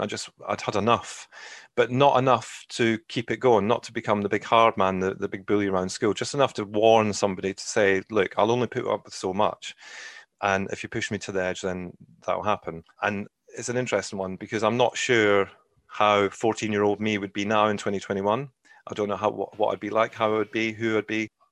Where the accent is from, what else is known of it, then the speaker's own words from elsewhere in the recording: Scotland, United Kingdom; moved away as an adult; also born or lived in England; now in Ireland; I'm originally from Scotland, albeit I've lived, um, the majority of my life in England, actually. And I lived in Scotland till I was nineteen